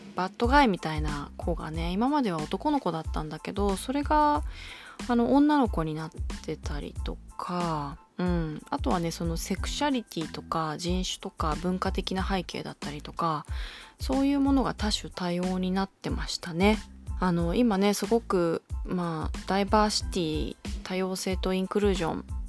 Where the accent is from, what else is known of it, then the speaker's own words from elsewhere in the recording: Kanagawa, Japan; 私の出身地神奈川、えー、私が高校時代足しげく通ったシネプレックス平塚